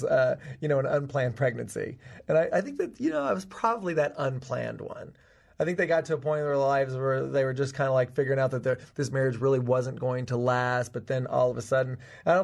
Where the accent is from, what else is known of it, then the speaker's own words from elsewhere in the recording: Tennessee, United States; I'm from Tennessee. I grew up on a farm in Tennessee.